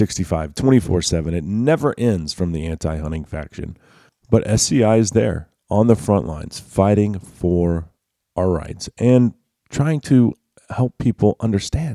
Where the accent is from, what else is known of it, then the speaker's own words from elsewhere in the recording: Texas, United States; as a Texan